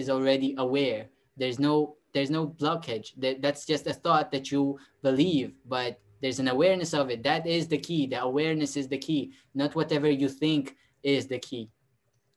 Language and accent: English; Israel; first language Russian; English is a second language; moved away as an adult; I was born and raised in Israel